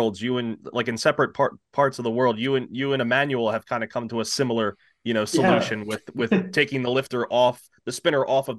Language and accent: English; Florida, United States; I'm from Florida.